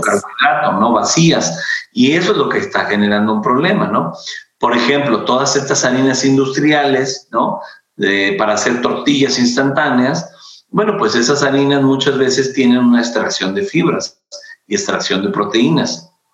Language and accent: Spanish; Mexico; como mexicanos